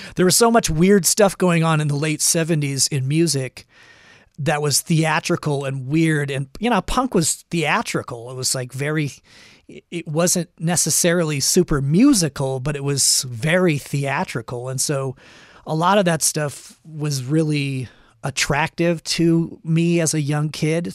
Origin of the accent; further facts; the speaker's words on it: Los Angeles, California, United States; growing up in Los Angeles